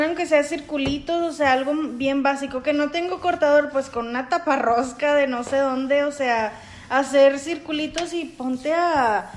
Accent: Monterrey, Nuevo León, Mexico; yo soy regia, regia desde la tierra

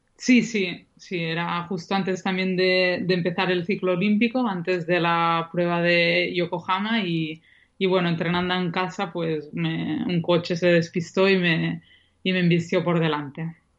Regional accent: Banyoles, Catalonia, Spain; en Bañolas, en mi pueblo

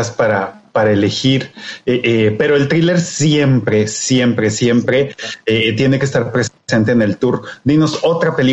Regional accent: Mexico; yo, creo que estamos en, un lugar a nivel mundial ya como, mexicanos donde eh, cineastas han dado o, han, dado esta lucecita de otro tipo de historias eh, eh, mexicanas

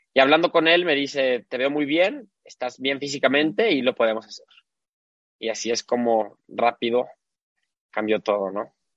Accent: Guadalajara, Jalisco, Mexico; nací aquí en, Guadalajara. Toda mi vida eh, viví aquí

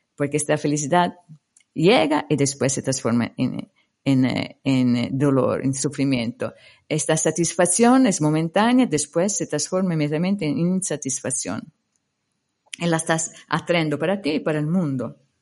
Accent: Italy; Spanish is a second language; moved away; also born or lived in India; mi país de origen

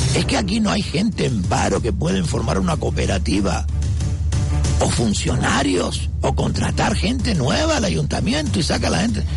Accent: Telde, Canary Islands, Spain; soy de Telde

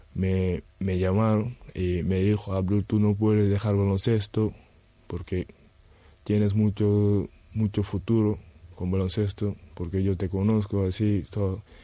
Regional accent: Senegal; Spanish is a second language; moved away as an adult; also born or lived in Gran Canaria / Betanzos; now in A Coruña, Spain; soy de Senegal

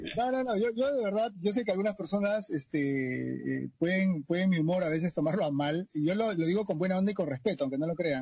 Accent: Lima, Peru; yo vivo en Canto Grande y soy de Canto Grande

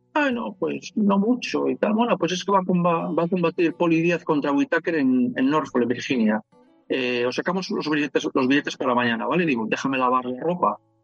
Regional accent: Palencia, Castile and León, Spain; moved away as an adult; also born or lived in Madrid / Cuenca; en Palencia, de donde soy

